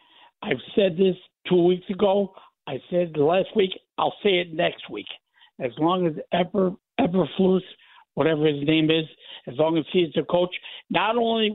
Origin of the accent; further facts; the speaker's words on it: Chicago, Illinois, United States; I was born and raised in Chicago